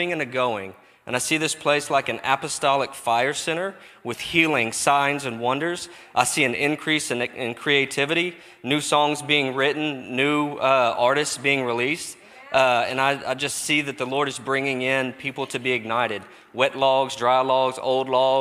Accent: Texas, United States; I'm from Texas.

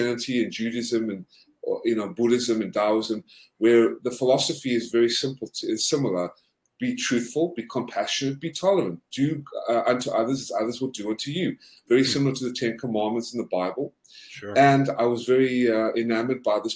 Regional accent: South Africa; also born or lived in Georgia, United States; now in United States; I'm originally South African.

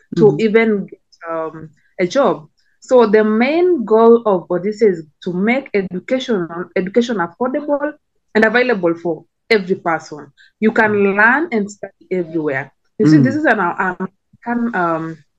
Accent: Kenya; So like my country, I come from Kenya.

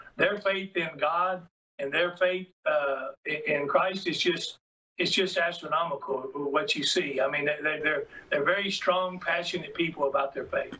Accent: Uvalde, Texas, United States; I was raised in Uvalde as a Catholic

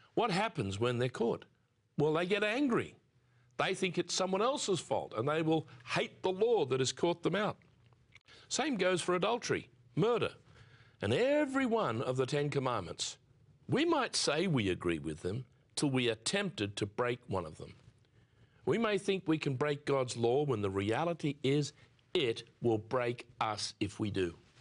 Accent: near Sydney, New South Wales, Australia; I was born near Sydney, Australia, soon after the Second World War.

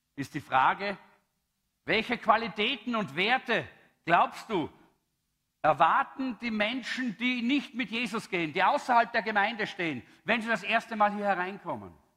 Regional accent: Austria; ich als Österreicher

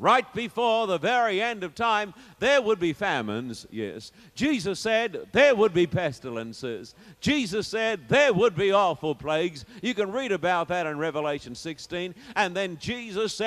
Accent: Sydney, New South Wales, Australia; when I was in my hometown of Sydney

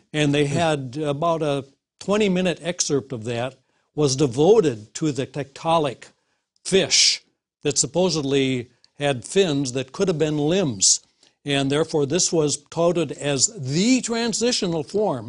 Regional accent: Wisconsin, United States; in the Midwest, uh, Wisconsin

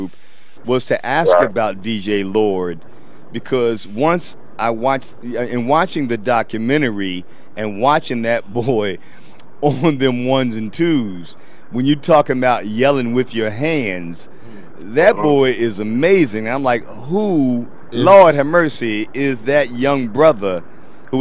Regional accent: Philadelphia, Pennsylvania, United States; I'm from Philly

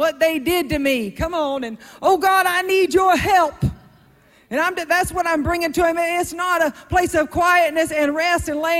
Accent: South Georgia, United States; I'm from South Georgia

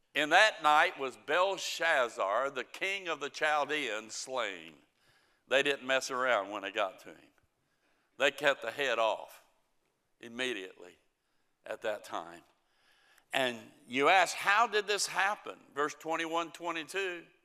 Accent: United States; I'm an American

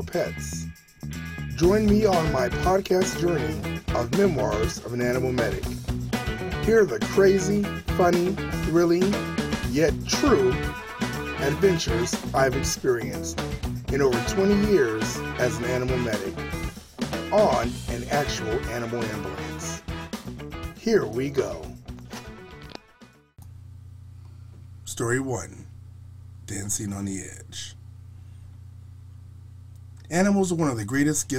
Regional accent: Buffalo, New York, United States; I was raised in Buffalo, New York.

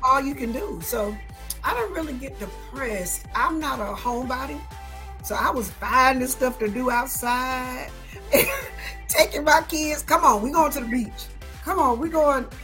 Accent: Atlanta, Georgia, United States; I am from Atlanta, born and raised

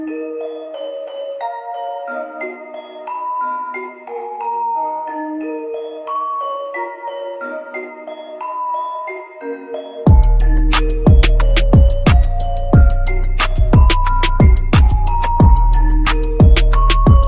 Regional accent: Chicago, Illinois, United States; I'm from Chicago.

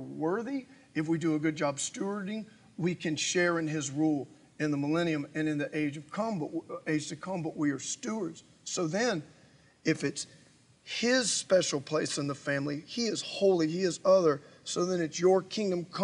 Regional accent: United States; as an American, as a Westerner

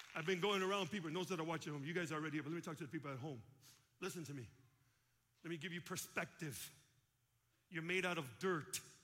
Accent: Chicago, Illinois, United States; I'm from Chicago

